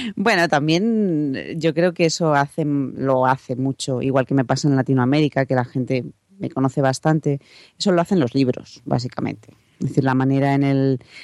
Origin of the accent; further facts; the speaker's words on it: Salamanca, Castile and León, Spain; also born or lived in Madrid; volver a Salamanca, de donde soy